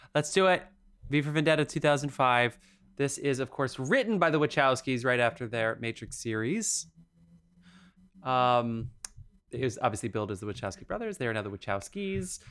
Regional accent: New Jersey, United States; born or raised there

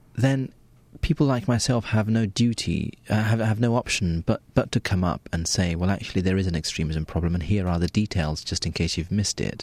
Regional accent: United Kingdom; I was born and raised in Britain

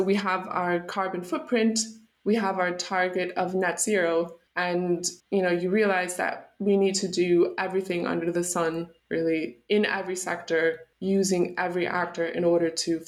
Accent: United States; born there; I'll start with the fact that I was born in the United States to German parents. So I have dual citizenship.

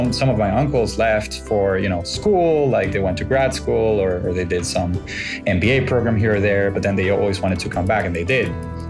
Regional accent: Valencia, Carabobo, Venezuela; moved away as an adult; You grew up in Barquisimeto, I grew up in Valencia.

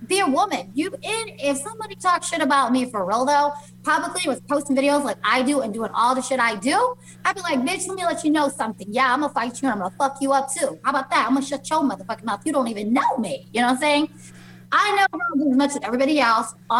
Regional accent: Las Vegas, Nevada, United States; I'm from Vegas

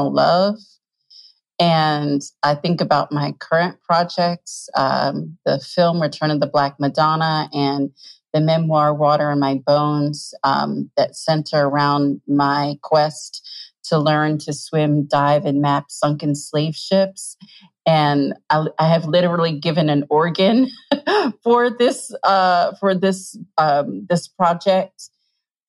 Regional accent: New Jersey, United States; I grew up in South Jersey

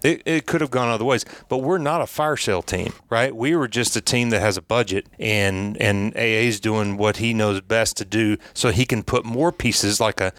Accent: Knoxville, Tennessee, United States; I was from Knoxville

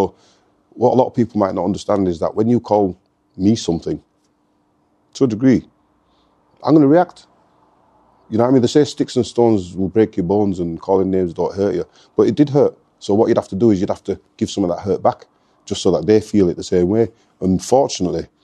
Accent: Leeds, Yorkshire and the Humber, United Kingdom; Born and bred in Leeds

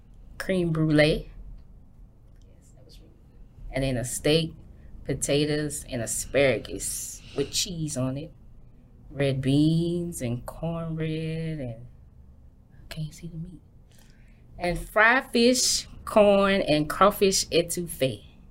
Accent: Louisiana, United States; now in Euless, United States; We're from Louisiana.

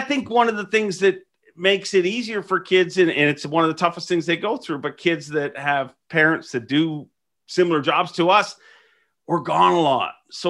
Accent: Ireland; now in Canada; We immigrated to Canada from Ireland. So a lot of times when you move to a new country, I mean, it takes forever to get stabilized, literally. And so we were broke a lot growing up.

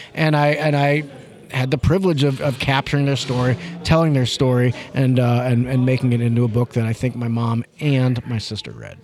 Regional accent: St. Louis, Missouri, United States; moved away as an adult; also born or lived in Denver, Colorado; I grew up in St. Louis, Missouri.

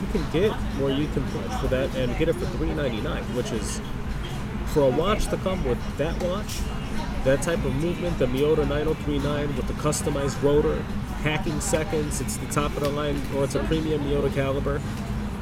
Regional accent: Chicago, Illinois, United States; I'm from Chicago

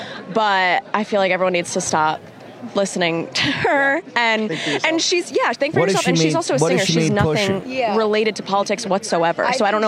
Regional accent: New York, United States; I'm Taylor and I'm from New York.

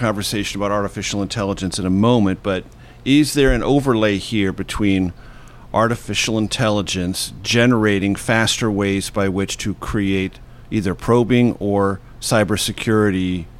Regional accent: California, United States; my home state of California.

